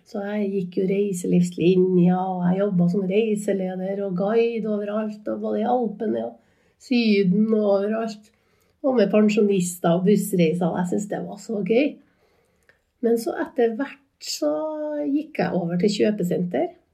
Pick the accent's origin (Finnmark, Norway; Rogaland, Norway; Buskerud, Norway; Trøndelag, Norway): Trøndelag, Norway; Inderøy; moved away as an adult; now in Trondheim, Norway; jeg vokste opp eh, på Underøya nærmere Sandvollan, eller Gangstadhaugen, sånn å komme akkurat der jeg vokste opp. Og jeg er en inntrønder